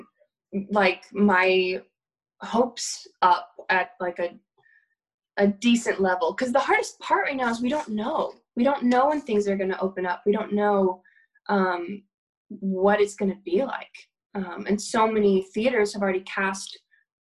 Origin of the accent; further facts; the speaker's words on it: Tennessee, United States; moved away as an adult; now in New York, United States; I grew up in Tennessee